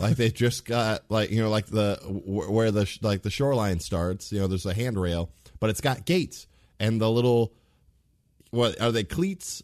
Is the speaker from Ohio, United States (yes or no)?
yes; Ohio, United States; in Ohio, so we, like, we are Midwesterners